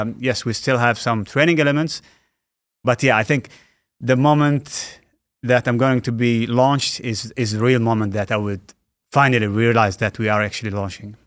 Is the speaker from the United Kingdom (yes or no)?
no; Al Ain, Abu Dhabi, United Arab Emirates; the U A E, uh, Alain, my, my hometown